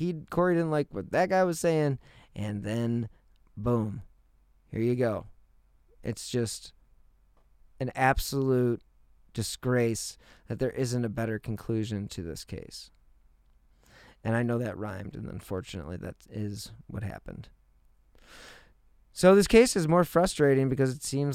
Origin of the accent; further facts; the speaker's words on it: Cleveland, Ohio, United States; I am from Cleveland